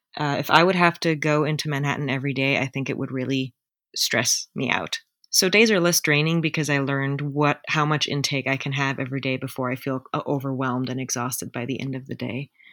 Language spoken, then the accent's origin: English; Germany; English is a second language; moved away as an adult; also born or lived in United States; now in New York City, United States; I'm German.